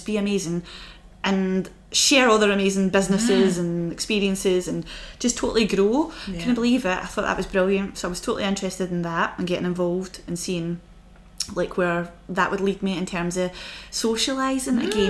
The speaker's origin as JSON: {"language": "English", "town": "Glasgow", "region": "Scotland", "country": "United Kingdom", "tie": "born or raised there", "also_born_or_lived": "United States", "moved": "as an adult"}